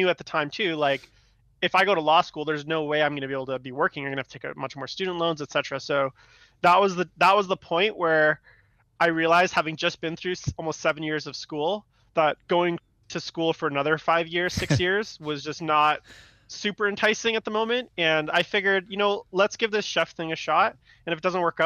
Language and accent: English; Vancouver, British Columbia, Canada; also born or lived in Istanbul, Turkey / Victoria, British Columbia; I grew up in Vancouver, and I'd moved to Victoria, British Columbia, which is just across the water